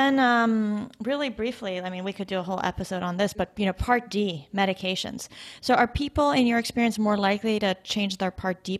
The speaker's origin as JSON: {"language": "English", "region": "Arizona", "country": "United States", "tie": "born or raised there", "moved": "yes", "said": "I grew up in Arizona, right? So we were kind of famous for having people from northern states come during the wintertime."}